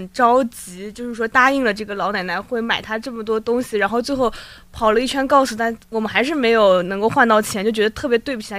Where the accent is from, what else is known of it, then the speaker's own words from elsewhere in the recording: China; 然后一开始我们偶遇，她问我们是中国人吗？我们说是